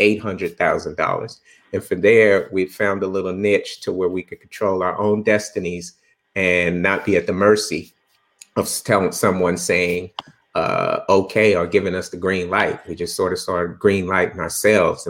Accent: Bakersfield, California, United States; moved away as an adult; also born or lived in Los Angeles; I grew up in Bakersfield

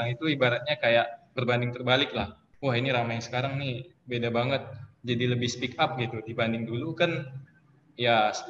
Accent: Bagansiapiapi, Riau, Indonesia; Gue asal Bagan Siap ya, Riau, tinggal di Jalan Pahlawan, mungkin anak-anak Bagan tahu lah ya Jalan Pahlawan yang ada rukonya ya.

